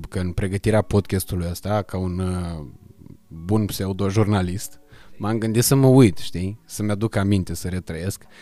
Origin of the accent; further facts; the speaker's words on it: Iași, Iași County, Romania; now in Bucharest, Romania; Când am venit eu din Iași în București, adică exact în perioada aia când ai venit și tu din Gheorgheni în București.